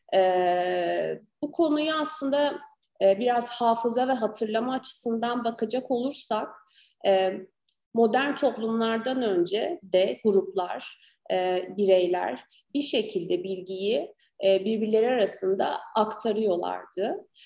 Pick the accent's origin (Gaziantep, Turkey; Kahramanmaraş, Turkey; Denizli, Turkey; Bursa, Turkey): Gaziantep, Turkey; also born or lived in Ankara